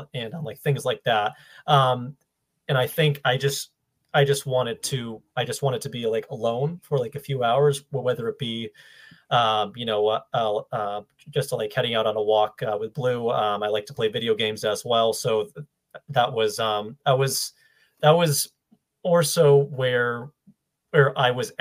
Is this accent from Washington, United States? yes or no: no; Ludlow, Massachusetts, United States; also born or lived in Maine; now in Boston, United States; I grew up in Western Mass in Ludlow. So right next to Springfield